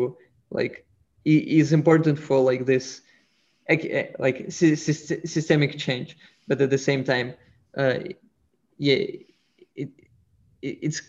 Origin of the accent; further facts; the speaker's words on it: Russia; moved away; I'm originally from Russia